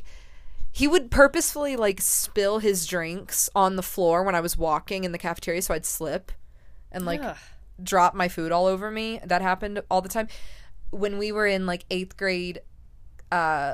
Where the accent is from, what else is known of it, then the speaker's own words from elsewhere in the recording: Colorado, United States; also born or lived in Florida; I moved from Florida to Colorado after fourth grade. So I got here right at the start of fifth grade